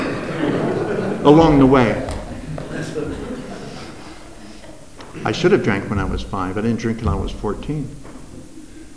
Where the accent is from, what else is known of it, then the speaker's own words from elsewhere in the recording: Los Angeles, California, United States; moved away as an adult; also born or lived in Las Vegas, Nevada / Fullerton, California; I was brought up in Southern California, 3rd and Hill, if you're familiar with Los Angeles, right 5 blocks from Skid Row, lived on Bunker Hill